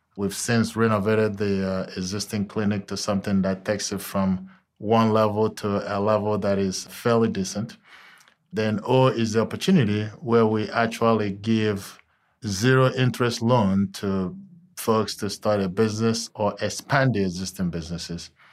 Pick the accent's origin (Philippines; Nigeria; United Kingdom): Nigeria; moved away as an adult; also born or lived in Texas, United States; now in Cincinnati, United States; I'm originally from Nigeria, and I came over here solely to attend college